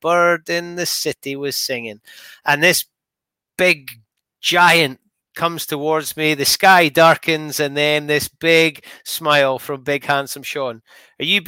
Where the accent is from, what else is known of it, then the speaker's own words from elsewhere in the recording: Scotland, United Kingdom; being a Scotsman